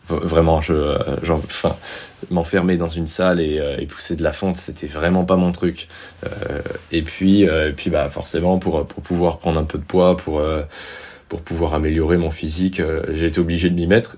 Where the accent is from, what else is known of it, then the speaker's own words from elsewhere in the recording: Montpellier, Occitania, France; also born or lived in Amiens, Somme, Picardy / Cahors; Je suis arrivé, donc j'ai grandi sur Montpellier